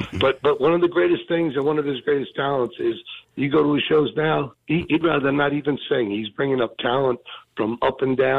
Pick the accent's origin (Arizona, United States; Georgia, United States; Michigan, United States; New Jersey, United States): New Jersey, United States; East Freehold; I'm actually from East Freehold, right on the Marble border.